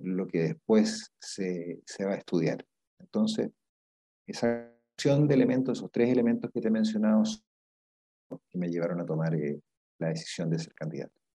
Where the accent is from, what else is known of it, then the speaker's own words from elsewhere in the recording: Viña del Mar, Valparaíso, Chile; yo nací en, en Viña del Mar, eh, y he vivido toda mi vida en Viña del Mar